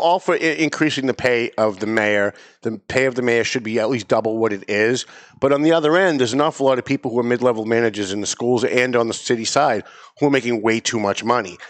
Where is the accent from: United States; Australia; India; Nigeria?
United States; North Andover, Massachusetts; It's Lawrence, it's Andover, it's North Andover, my hometown